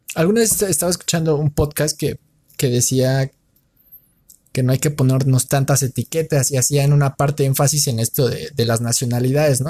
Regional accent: Mexico; como mexicano

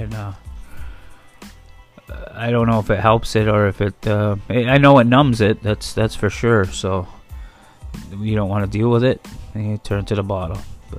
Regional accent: Akwesasne, New York, United States; But like I said, I come from Makwasasne, I'm Native American

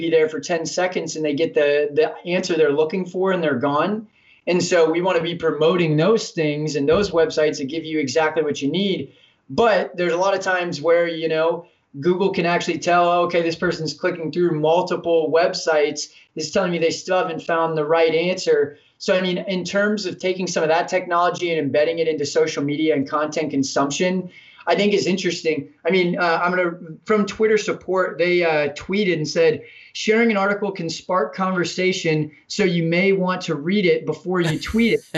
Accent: United States; we as American people

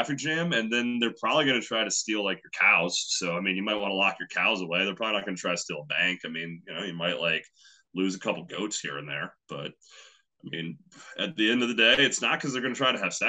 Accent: Kansas City, Missouri, United States; I was born in Kansas City, Missouri

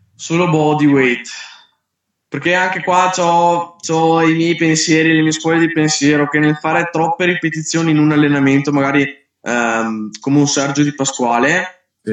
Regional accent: Verona, Veneto, Italy; Io sono di Verona

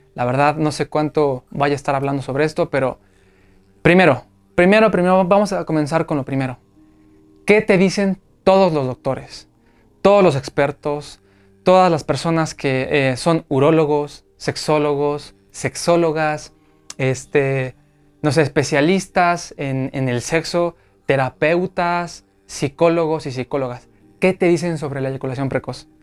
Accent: Mexico; aquí en México, en mi país

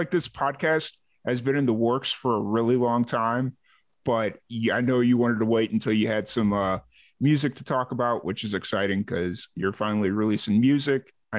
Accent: Chicago, Illinois, United States; moved away; I'm from Chicago originally, but I went to school down in Southern Illinois.

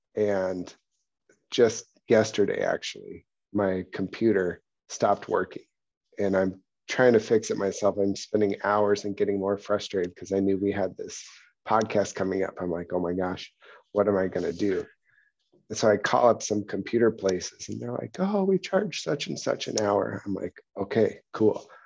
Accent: Pacific Northwest, United States; I grew up in the Pacific Northwest where there's, like, old growth redwoods all over the place

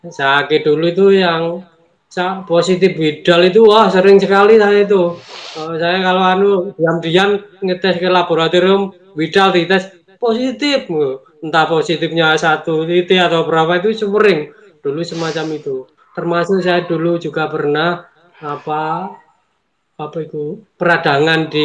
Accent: Lumajang, East Java, Indonesia; saya awal-awal KF itu juga yang berat waktu mudik Saya ini asli Lumajang, Mbak Bobi.

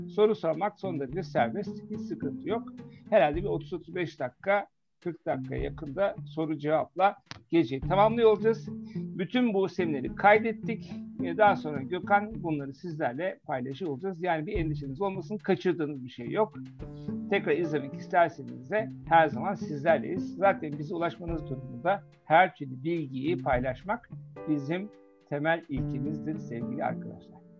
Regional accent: Germany; moved away; Almanya'da yetiştim.

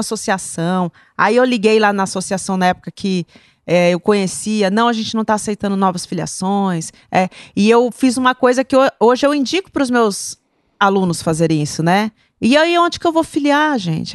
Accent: Campo Grande, Mato Grosso do Sul, Brazil; Sou de Campo Grande. Hum. Campo Grandense nata

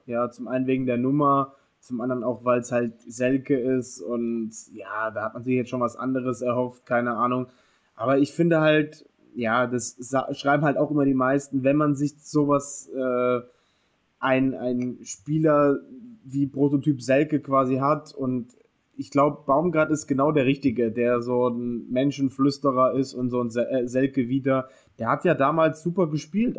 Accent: Bremen, Germany; als Bremer

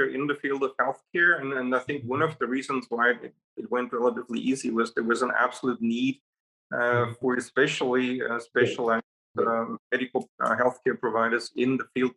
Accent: Salzburg, Austria; moved away as an adult; now in Arizona, United States; my country of origin is Austria. I was born in Salzburg, and I went to school there.

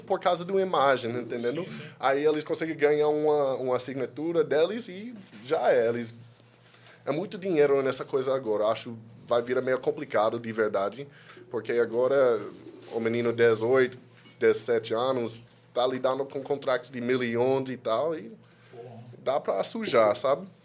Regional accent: California, United States; Portuguese is a second language; moved away as an adult; also born or lived in Washington DC; now in Brazil; eu sou de Califórnia, sou dos Estados Unidos

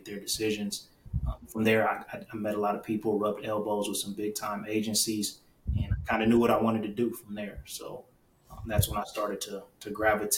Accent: Cleveland, Ohio, United States; born and raised in Cleveland, Ohio

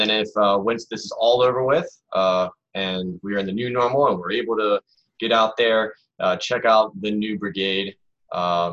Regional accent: United States; I am an American

